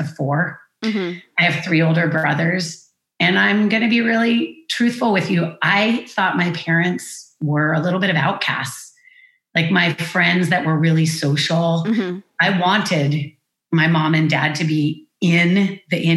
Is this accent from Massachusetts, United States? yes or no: yes; Amherst, Massachusetts, United States; I'm born and raised in Amherst, Massachusetts